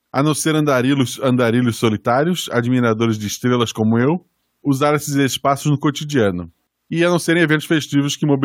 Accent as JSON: {"language": "Portuguese", "town": "Salvador", "region": "Bahia", "country": "Brazil", "tie": "born or raised there", "also_born_or_lived": "Delmiro Gouveia, Alagoas", "said": "Esqueci de citar que sou nascido no interior de Alagoas, nasci em Delmiro, Gouveia, mas cresci em Salvador, Bahia."}